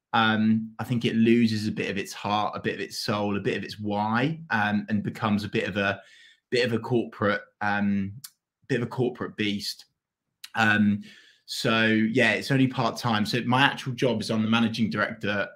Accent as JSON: {"language": "English", "town": "Norwich", "region": "East of England", "country": "United Kingdom", "tie": "born or raised there", "said": "I'm Norwich born and bred"}